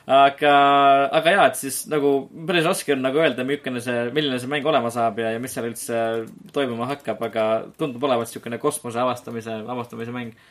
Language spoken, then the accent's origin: Estonian; Estonia; olles ise eestlased, siis Eestis pole tegelikult mängumaastikul